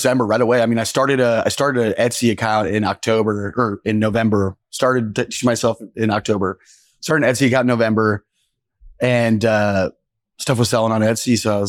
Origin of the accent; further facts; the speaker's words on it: Noblesville, Indiana, United States; I'm from Noblesville, yeah.